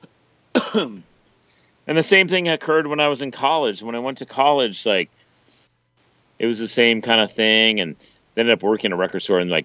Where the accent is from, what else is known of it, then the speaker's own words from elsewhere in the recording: Richmond, Virginia, United States; growing up in Richmond, Virginia